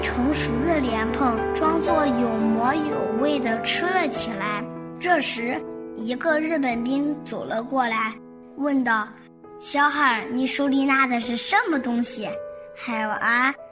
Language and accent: Chinese; China; 我们中国有五星红旗和国徽， 这是祖国的象征和标志，是我们中国人的骄傲